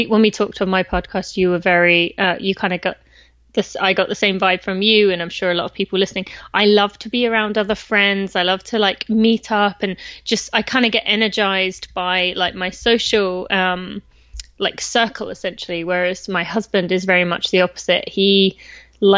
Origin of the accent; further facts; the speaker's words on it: England, United Kingdom; moved away as an adult; also born or lived in California; now in Lexington, United States; I'm from England, just north of London